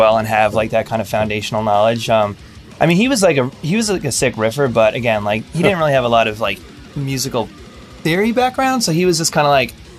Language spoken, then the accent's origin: English; Jersey Shore, Central New Jersey, United States; I grew up the Jersey Shore.